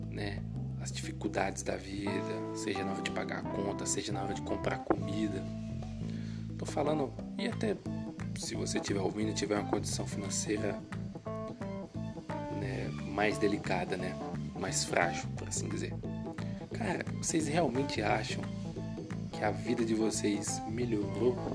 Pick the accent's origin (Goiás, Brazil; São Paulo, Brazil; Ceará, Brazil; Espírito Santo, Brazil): Espírito Santo, Brazil; Serra; Eu sou um cara pobre, moro né, numa periferia, sou do Espírito Santo. quem é do Espírito Santo, eu sou da Serra, né, município